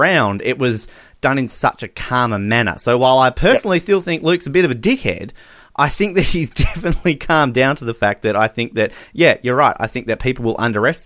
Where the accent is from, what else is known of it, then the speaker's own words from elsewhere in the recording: Australia; we're Australian.